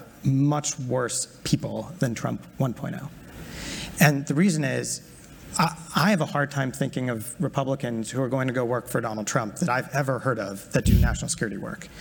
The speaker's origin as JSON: {"language": "English", "country": "United States", "said": "as an American"}